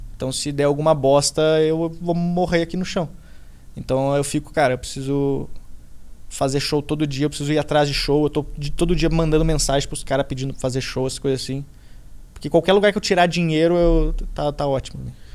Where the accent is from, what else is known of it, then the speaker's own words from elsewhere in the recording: Rio Grande do Sul, Brazil; moved away as an adult; now in São Paulo, Brazil; me mudei pra cá, sou gaúcho, tô morando aqui